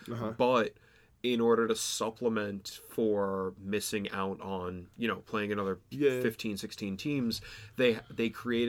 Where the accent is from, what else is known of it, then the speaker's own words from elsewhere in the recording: New York City, New York, United States; I'm from New York City.